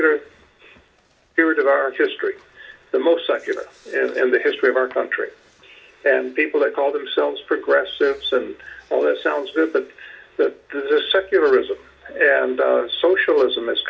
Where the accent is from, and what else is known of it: United States